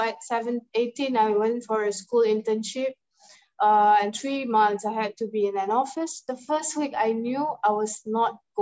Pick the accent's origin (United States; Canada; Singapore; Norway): Singapore; I'm from Singapore